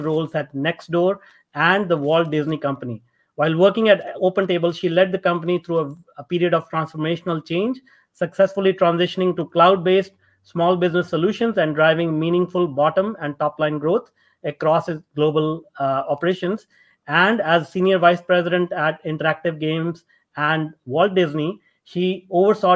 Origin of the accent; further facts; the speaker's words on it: India; I was born and brought up in India.